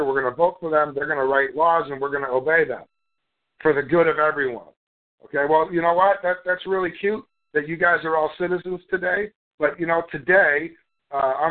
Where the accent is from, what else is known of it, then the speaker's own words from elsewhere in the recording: Canada; also born or lived in United States; I'm Canadian. I was born in Canada